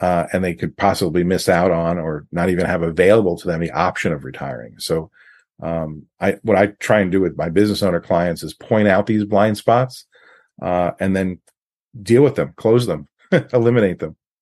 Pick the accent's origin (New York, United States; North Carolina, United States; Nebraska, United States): New York, United States; also born or lived in California; now in Washington State, United States; I grew up in New York, um, lived in California. I've been in Washington State for, for a long time